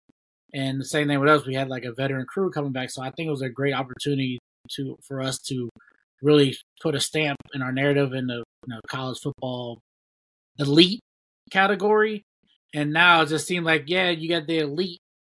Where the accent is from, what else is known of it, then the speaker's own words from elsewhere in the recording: Ohio, United States; we're both from Ohio.